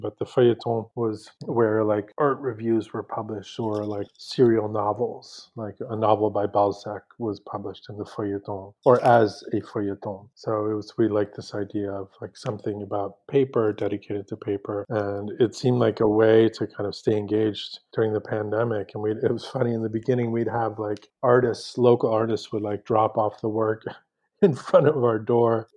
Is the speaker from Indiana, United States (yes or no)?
no; San Francisco, California, United States; moved away as an adult; also born or lived in New York / Paris / Mexico City; now in Los Angeles, United States; I'm originally from San Francisco, but ended up in New York for my studies in my 20s and then Paris